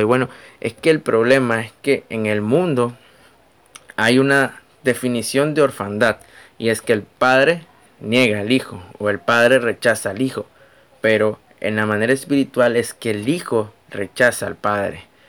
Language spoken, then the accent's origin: Spanish; Nicaragua; soy nicaragüense